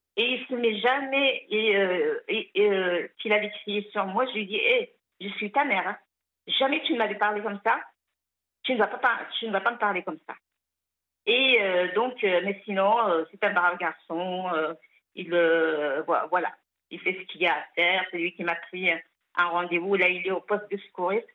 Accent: Algeria; il a même construit ce pavillon où je suis née

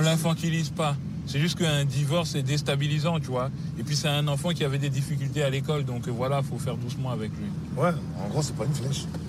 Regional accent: Normandy, France; moved away as an adult; also born or lived in Paris region / Hermont; j'ai grandi en Normandie, mais du coup, vers 20 ans, je suis revenu en région parisienne.

